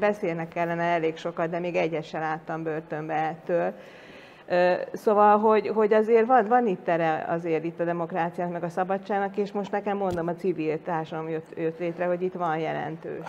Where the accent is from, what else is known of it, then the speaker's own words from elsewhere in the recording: Hungary; én meg magyar vagyok, itt születtem, itt nőttem fel